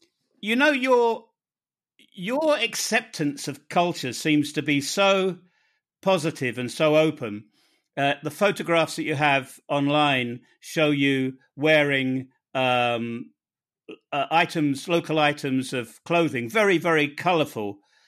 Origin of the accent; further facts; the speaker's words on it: United Kingdom; I'm from the United Kingdom.